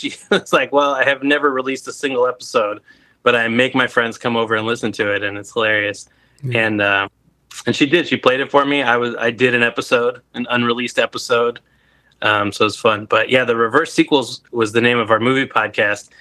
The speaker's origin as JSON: {"language": "English", "town": "Anaheim", "region": "California", "country": "United States", "also_born_or_lived": "Illinois", "moved": "as an adult", "lives_now": "Chicago, United States", "said": "I'm actually from Anaheim, California originally"}